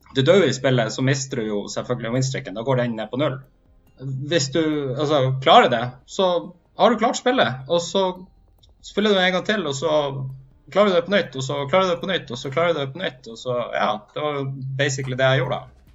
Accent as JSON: {"language": "Norwegian", "town": "Hammerfest", "region": "Troms og Finnmark", "country": "Norway", "said": "er fra Hammerfest, og jeg er fortsatt finnmarking"}